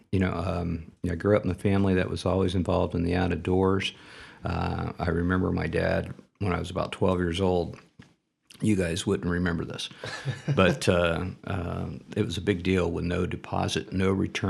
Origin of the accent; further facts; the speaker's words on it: Dayton, Ohio, United States; moved away as an adult; now in Toledo, United States; I grew up in the Dayton area.